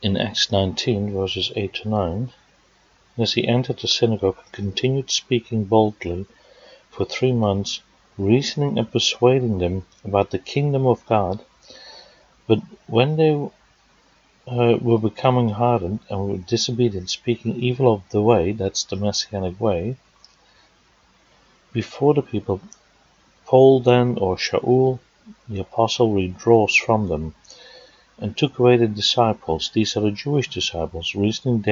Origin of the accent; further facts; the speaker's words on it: Netherlands; moved away; Now, as you can hear from my accent, I was born in the Netherlands